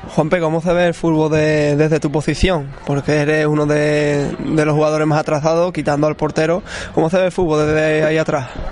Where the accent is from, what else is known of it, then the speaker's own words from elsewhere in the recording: Trebujena, Andalusia, Spain; en el equipo en mi pueblo